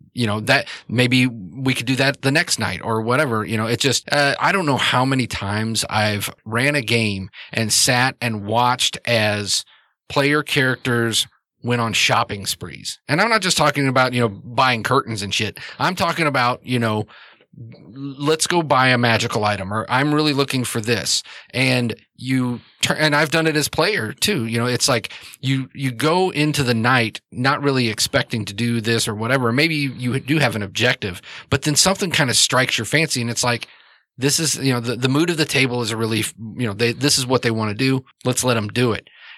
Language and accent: English; New York, United States; accent: New York; I'm from New York, and I talk with my accent